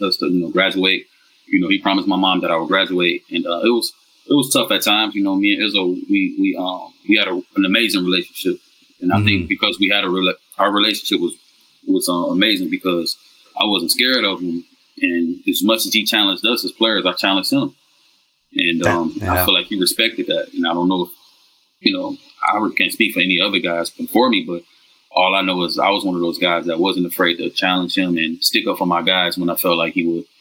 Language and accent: English; Detroit, Michigan, United States; moved away as an adult; now in Vietnam; I'm from Detroit, man. West Side, born and raised, man. Lived in Detroit, pretty much my whole life up until college in 2002.